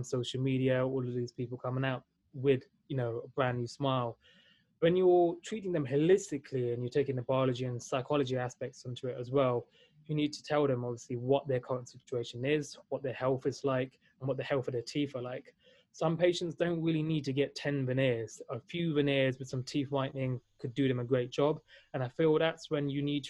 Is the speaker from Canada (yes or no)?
no; London, United Kingdom; also born or lived in Valencia, Spain; I was born and raised in London, UK